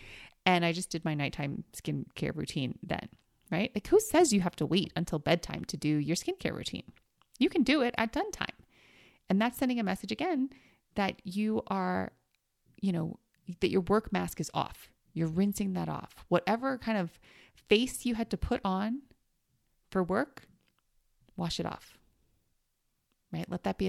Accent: New York, United States; so I grew up in New York and we always had like fire escapes or stoops, right?

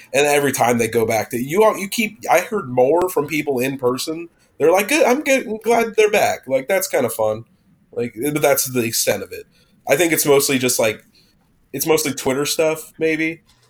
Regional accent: Idaho, United States; I'm from Idaho

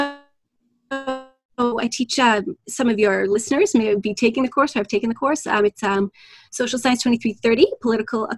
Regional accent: Alberta, Canada; now in Toronto, Canada; I'm originally from Alberta

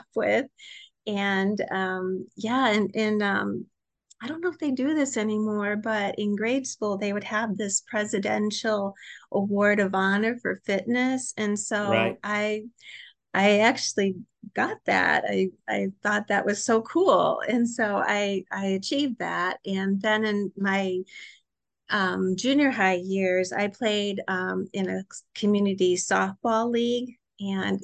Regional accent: Michigan City, Indiana, United States; also born or lived in Greencastle, Indiana; I grew up in Michigan City, Indiana

